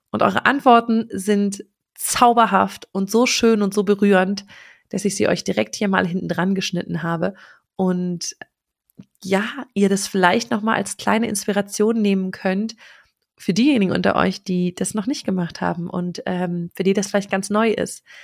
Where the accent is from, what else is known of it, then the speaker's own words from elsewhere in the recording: Berlin, Germany; ich komme aus Berlin.